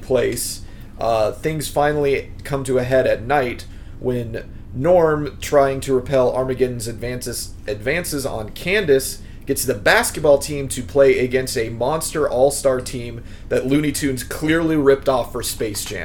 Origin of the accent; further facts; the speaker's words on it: Midwest, United States; I grew up in the Midwest, so all I'm familiar with is abstinence only.